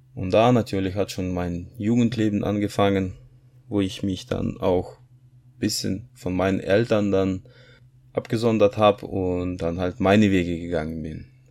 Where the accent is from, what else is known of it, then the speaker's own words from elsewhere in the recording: Kazakhstan; moved away as an adult; now in Germany; Ich bin 1981 geboren. in Kasachstan in nichtchristliche Familie